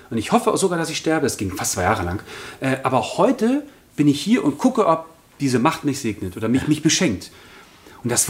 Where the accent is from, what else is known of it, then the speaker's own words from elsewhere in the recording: Berlin, Germany; Äh, ja, ich komme aus Berlin.